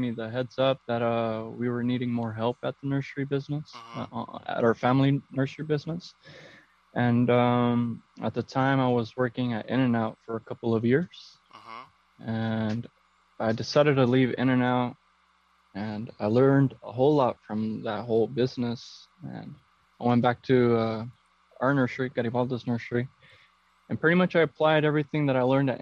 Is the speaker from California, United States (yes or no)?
yes; Downey, California, United States; also born or lived in Huntington Park, California; I'm originally from Downey, California, and I was born in Huntington Park